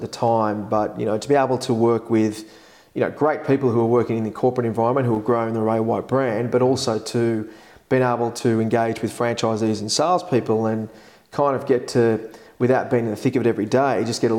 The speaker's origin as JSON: {"language": "English", "town": "Epping", "region": "New South Wales", "country": "Australia", "tie": "born or raised there", "said": "I grew up in Epping"}